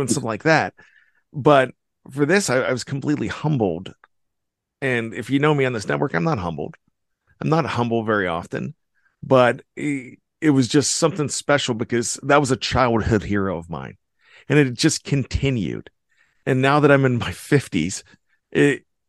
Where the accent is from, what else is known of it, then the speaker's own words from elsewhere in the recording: Western Pennsylvania, United States; I grew up in Western Pennsylvania, and I grew up in the 70s